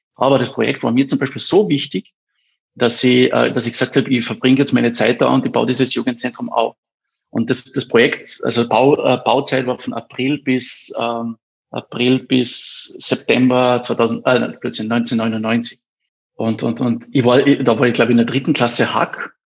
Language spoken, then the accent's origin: German; Eberndorf, Carinthia, Austria; ich bin in Eberndorf aufgewachsen